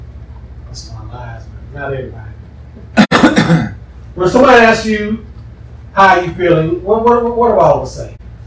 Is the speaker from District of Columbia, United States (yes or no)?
no; Huntsville, Alabama, United States; I'm from Huntsville.